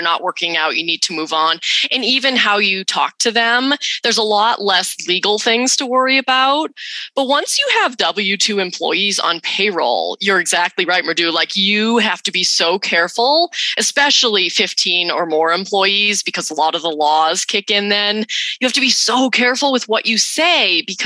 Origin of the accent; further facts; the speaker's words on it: New England, United States; moved away as an adult; now in Utah, United States; I grew up in New England.